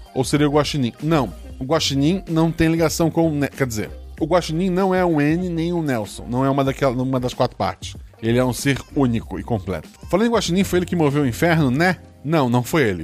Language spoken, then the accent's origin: Portuguese; Florianópolis, Santa Catarina, Brazil; eu nasci em Floripa